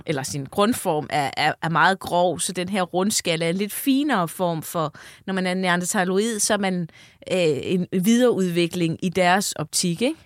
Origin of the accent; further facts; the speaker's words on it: North Funen, Southern Denmark, Denmark; jeg er faktisk fra Nordfyn